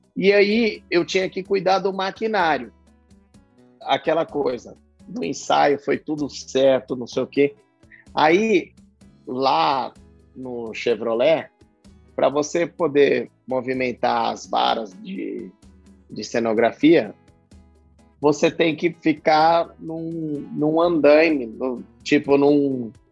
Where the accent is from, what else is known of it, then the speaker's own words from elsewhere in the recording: Pirituba, São Paulo, Brazil; eu, de onde eu vim, o certo era eu trabalhar numa fábrica de instrumento cirúrgico e ficar por Pirituba mesmo.